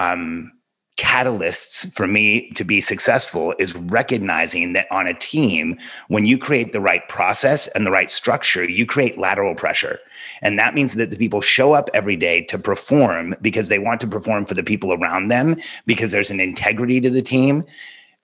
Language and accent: English; Southern California, United States; born or raised there; also born or lived in Mexico City, Mexico